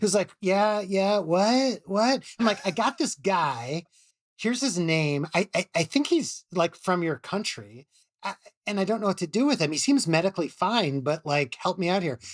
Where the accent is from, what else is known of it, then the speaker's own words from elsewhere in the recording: Chicago, Illinois, United States; at University of Chicago, where I'm from Chicago.